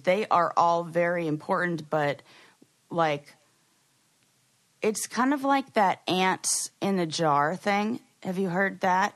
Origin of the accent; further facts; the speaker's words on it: Los Angeles, California, United States; LA, but I was born and raised there. I did not move there.